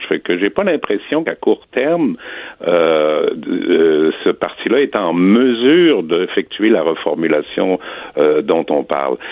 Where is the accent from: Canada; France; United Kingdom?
Canada; Quebec; on a toujours été et on demeure des Canadiens qui parlent français. Donc, on est des Canadiens français au sens politique du terme